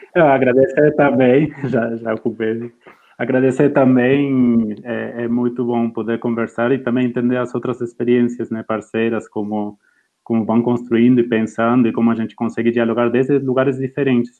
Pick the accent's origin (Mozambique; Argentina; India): Argentina; Portuguese is a second language; moved away as an adult; now in Brazil; eu sou argentino, eu trabalhava em Clarín e La Nación